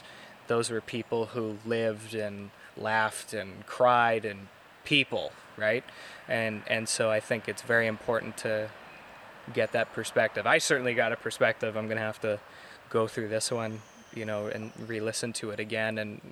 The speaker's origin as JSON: {"language": "English", "country": "Canada", "said": "I'm a Canadian"}